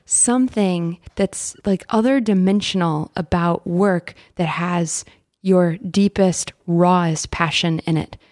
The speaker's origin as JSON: {"language": "English", "town": "Dallas", "region": "Texas", "country": "United States", "tie": "born or raised there", "said": "my journey starts in Dallas. I'm originally from Texas"}